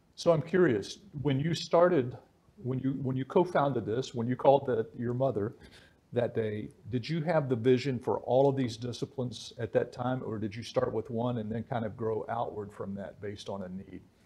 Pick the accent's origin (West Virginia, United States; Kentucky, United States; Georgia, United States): West Virginia, United States; where I grew up in West Virginia